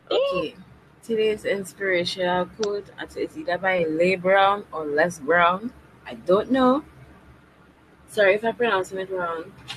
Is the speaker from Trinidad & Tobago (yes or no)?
yes; Trinidad & Tobago